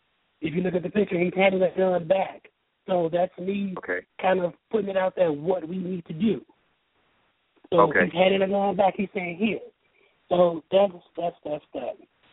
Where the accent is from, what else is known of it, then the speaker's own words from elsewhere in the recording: Chicago, Illinois, United States; now in Kentucky, United States; I'm in Kentucky. So born and raised in Chicago, I live in Kentucky now.